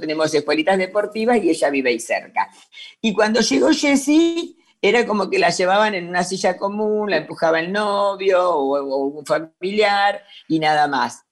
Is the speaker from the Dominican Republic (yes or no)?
no; Avellaneda, Buenos Aires Province, Argentina; yo nací en Buenos Aires, en Avellaneda